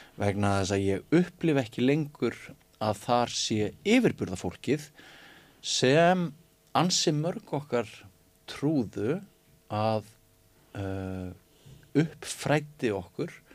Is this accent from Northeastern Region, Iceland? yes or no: yes; Mývatnssveit, Northeastern Region, Iceland; moved away; ég náttúrulega ólst upp í Mívasveit